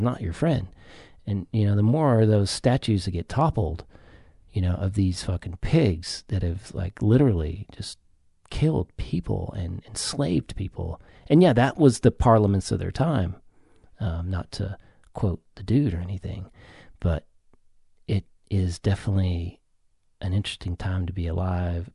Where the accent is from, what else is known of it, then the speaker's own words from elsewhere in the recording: the South, United States; I grew up in the South